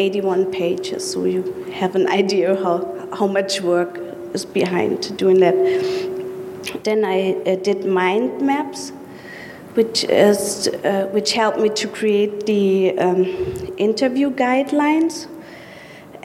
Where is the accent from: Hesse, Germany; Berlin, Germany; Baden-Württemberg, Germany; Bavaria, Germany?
Hesse, Germany; Frankfurt; from Germany